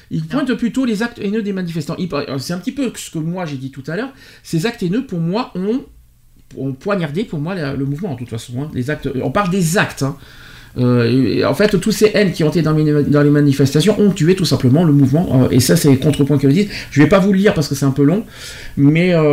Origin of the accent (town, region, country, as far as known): France